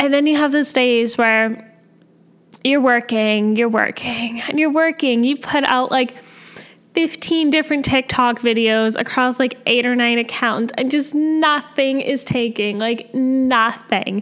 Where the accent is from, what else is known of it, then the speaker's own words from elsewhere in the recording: Canada; I'm a Canadian med student